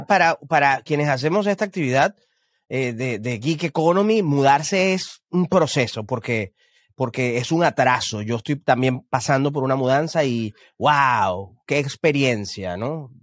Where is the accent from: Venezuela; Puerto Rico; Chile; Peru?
Venezuela; moved away as an adult; now in Houston, United States; yo soy venezolano y todos sabemos lo que ocurre en Venezuela y, llegar, llegué acá a Estados Unidos hace un, no sé si cuatro o cinco años